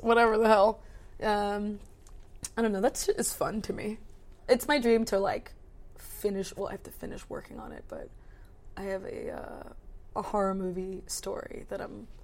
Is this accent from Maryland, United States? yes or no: yes; between Baltimore and DC, Maryland, United States; I grew up in Maryland between like Baltimore and DC